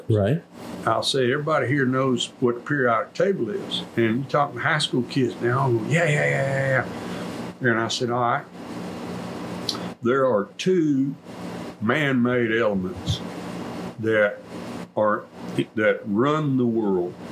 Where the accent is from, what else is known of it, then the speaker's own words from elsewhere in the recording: Colorado County, Texas, United States; I am from Colorado County, grew up in the northern part